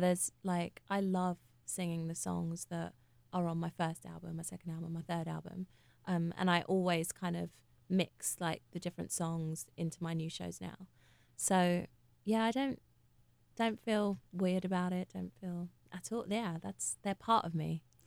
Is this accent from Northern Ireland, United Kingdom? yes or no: no; London, United Kingdom; I'm from Hackney.